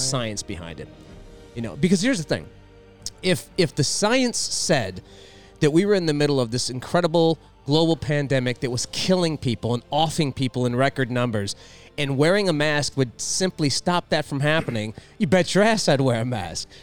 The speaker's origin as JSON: {"language": "English", "region": "Louisiana", "country": "United States", "tie": "born or raised there", "said": "I was born in the South. I was born in Louisiana"}